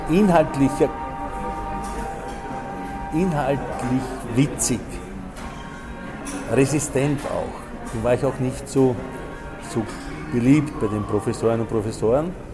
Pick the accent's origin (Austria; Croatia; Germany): Croatia; born there; Und das muss man eben kennen, das ist eine Tradition von, von meinem Geburtsort her von, oder vom kroatischen her.